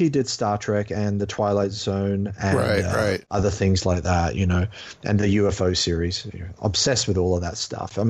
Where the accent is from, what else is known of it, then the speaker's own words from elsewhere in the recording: England, United Kingdom; now in Australia; I grew up in England, then moved to Australia